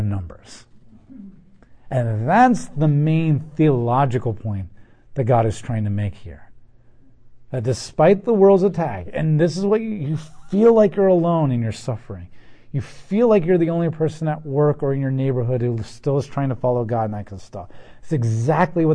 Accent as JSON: {"language": "English", "country": "United States"}